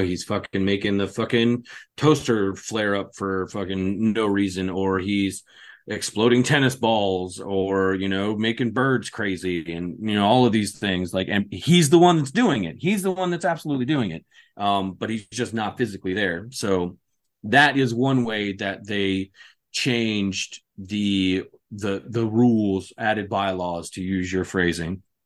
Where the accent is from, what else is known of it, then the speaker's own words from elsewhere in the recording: California, United States; where I was growing up in California in the apartment complex